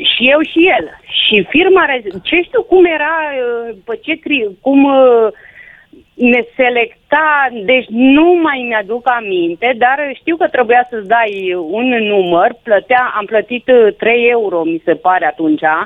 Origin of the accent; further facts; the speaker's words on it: Reghin, Mureș County, Romania; eu nu sunt de Mulțea, sunt din Reghin.